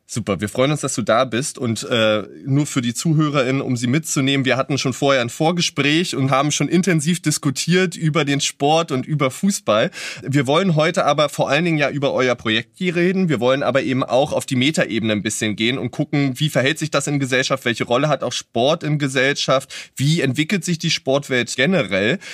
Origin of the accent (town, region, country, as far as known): Berlin, Germany